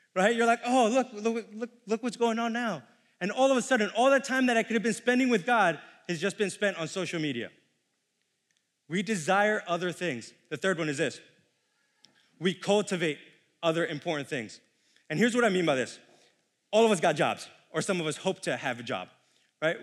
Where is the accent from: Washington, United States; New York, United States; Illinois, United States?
New York, United States; New York City; moved away as an adult; I'm born and raised in New York City for nineteen years